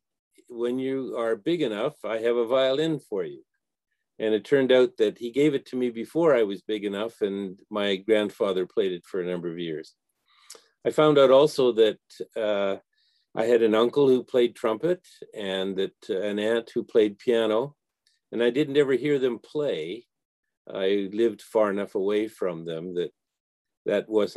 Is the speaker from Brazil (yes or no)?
no; Winnipeg, Manitoba, Canada; I was born in Winnipeg